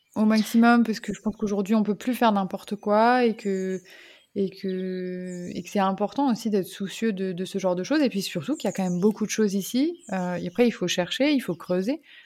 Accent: Lyon, Auvergne-Rhône-Alpes, France; moved away as an adult; also born or lived in Paris; now in Mauritius; je suis originaire de Lyon

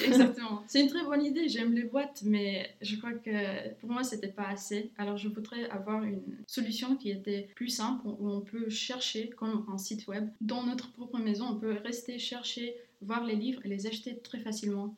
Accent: Luxembourg; also born or lived in Romania / England / Ireland; j'habite au Luxembourg dès que j'ai 7 ans. Je viens de la Roumanie

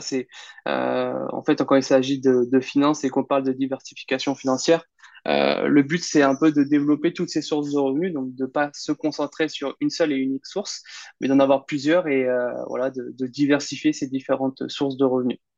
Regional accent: Caen, Normandy, France; moved away as an adult; now in Bordeaux, France; je suis originaire de Normandie, donc en Basse-Normandie à Caen

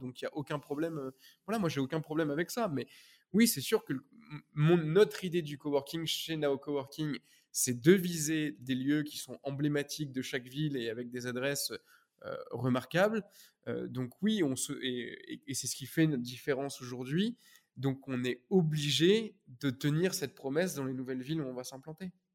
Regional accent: Normandy, France; moved away as an adult; also born or lived in Paris; je venais de Normandie

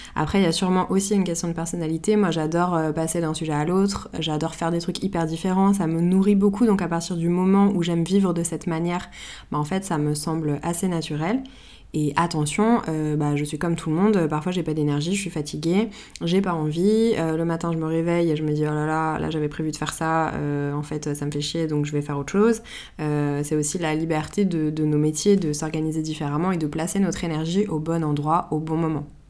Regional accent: Paris, Île-de-France, France; je suis née et j'ai grandi à Paris

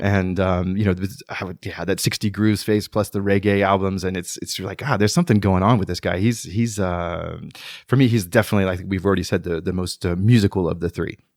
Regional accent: United States; moved away as an adult; now in France; as an American

